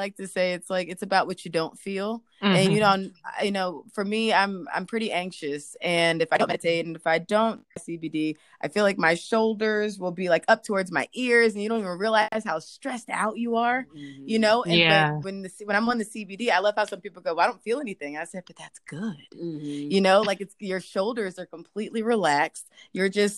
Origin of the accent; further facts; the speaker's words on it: Philadelphia, Pennsylvania, United States; moved away as an adult; now in Atlanta, United States; I'm from Philadelphia originally. I've been in Atlanta for 11 years